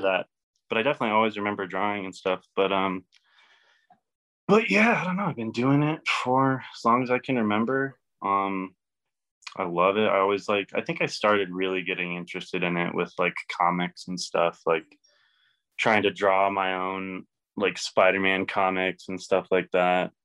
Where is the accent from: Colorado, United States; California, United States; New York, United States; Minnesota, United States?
Colorado, United States; Elizabeth; also born or lived in Kansas; I'm from Elizabeth, um, but always kind of been in like the Denver area